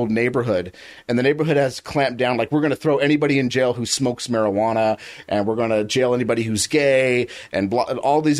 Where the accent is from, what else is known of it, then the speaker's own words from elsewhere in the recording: Utica, New York, United States; Well, I'm from Utica, you know, and I've never heard anything like that.